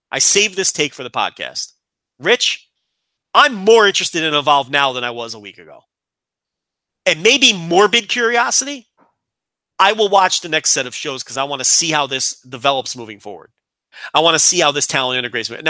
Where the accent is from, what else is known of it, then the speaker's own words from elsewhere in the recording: Chicago, Illinois, United States; Well, we're both from Chicago.